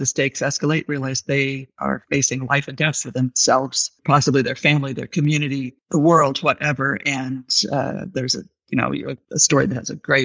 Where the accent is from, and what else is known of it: Santa Barbara, California, United States; born or raised there